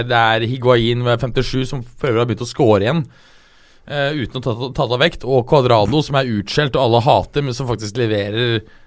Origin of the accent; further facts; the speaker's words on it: Norway; jeg er norsk